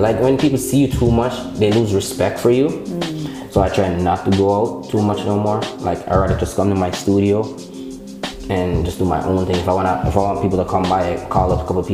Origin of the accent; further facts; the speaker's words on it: Jamaica; I grew up in Jamaica